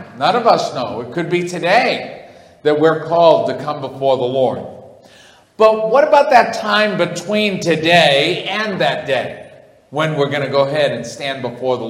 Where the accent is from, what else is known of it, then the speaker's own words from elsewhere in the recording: New England, United States; also born or lived in Kansas / Springfield, Missouri / Virginia; I grew up in New England. It's been my whole life.